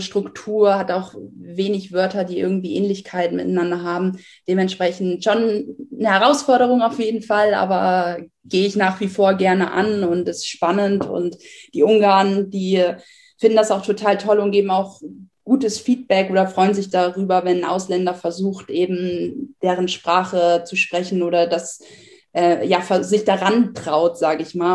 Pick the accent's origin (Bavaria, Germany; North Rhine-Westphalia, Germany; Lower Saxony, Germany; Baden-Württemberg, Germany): Lower Saxony, Germany; Buxtehude; moved away; ich komme aus Buxtehude